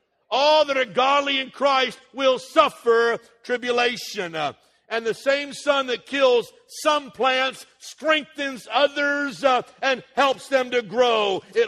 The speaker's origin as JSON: {"language": "English", "country": "United States", "tie": "born there", "said": "because I was born in America, I am endowed with certain inalienable rights"}